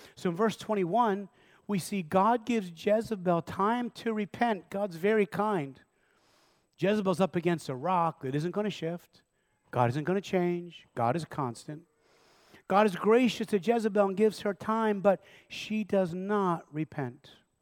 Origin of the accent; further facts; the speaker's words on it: Lancaster County, Pennsylvania, United States; I was raised in Lancaster County